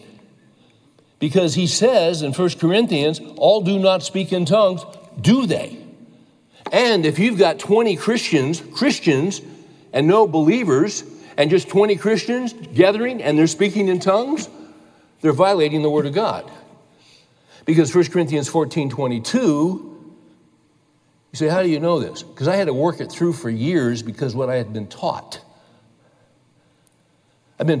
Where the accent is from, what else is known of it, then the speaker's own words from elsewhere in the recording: California, United States; I grew up in California